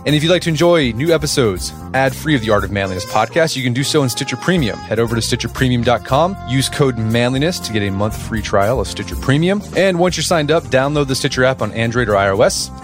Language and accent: English; Oklahoma City, Oklahoma, United States; I grew up in Oklahoma City